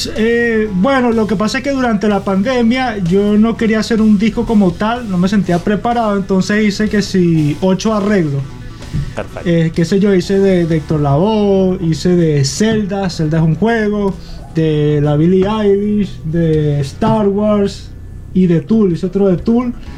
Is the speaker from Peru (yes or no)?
no; Acarigua, Portuguesa, Venezuela; moved away as an adult; also born or lived in Barquisimeto / Boston; Yo nací en Barquisimeto y crecí en Acarigua